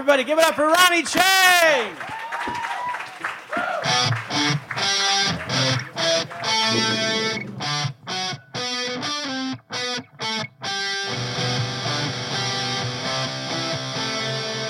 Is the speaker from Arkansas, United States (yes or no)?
no; California, United States; moved away; also born or lived in China / Florida; I'm from California